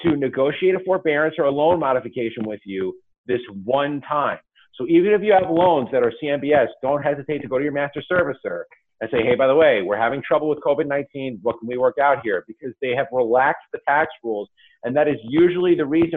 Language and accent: English; New York, United States; my home state of New York